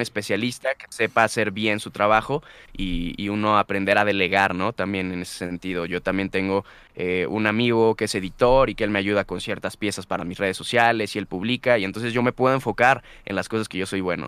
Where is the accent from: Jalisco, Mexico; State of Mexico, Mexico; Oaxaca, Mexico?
Jalisco, Mexico; Guadalajara; moved away as an adult; now in Mexico City, Mexico; yo regresé a, Guadalajara y, empecé a, acondicionar mi armario el armario que tenía en mi cuarto en casa de mis papás